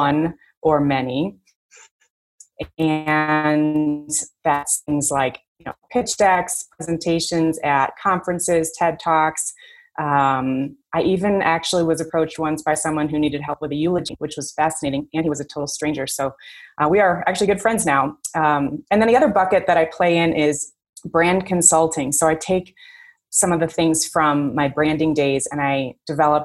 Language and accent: English; Chicago, Illinois, United States; moved away as an adult; now in Fort Collins, United States; I'm born and raised in Chicago.